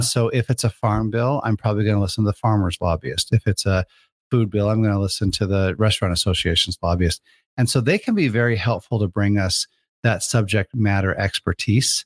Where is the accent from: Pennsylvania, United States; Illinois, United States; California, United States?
Illinois, United States; Crystal Lake; I grew up in Illinois